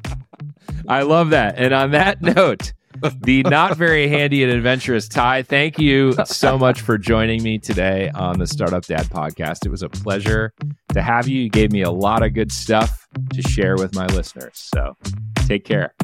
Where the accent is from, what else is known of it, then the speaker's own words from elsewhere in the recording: Detroit, Michigan, United States; I am from the Detroit area